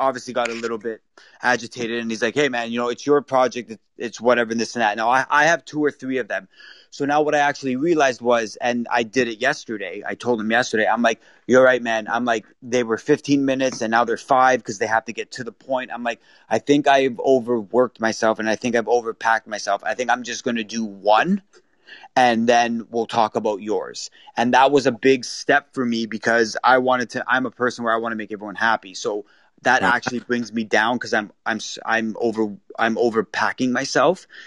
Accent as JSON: {"language": "English", "town": "Toronto", "region": "Ontario", "country": "Canada", "said": "I'm from Toronto, Canada"}